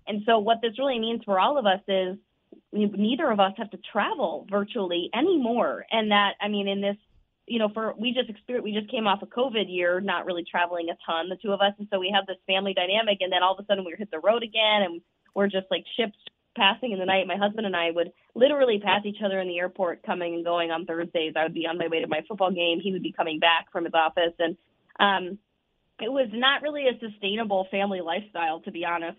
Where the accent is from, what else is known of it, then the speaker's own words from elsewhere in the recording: Minnesota, United States; moved away; my hometown in Minnesota